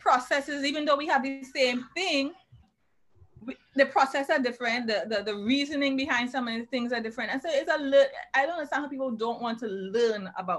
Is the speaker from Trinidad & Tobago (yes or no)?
yes; Tobago, Trinidad & Tobago; moved away; I'm Trinidad and Tobago. I'm actually from Tobago itself.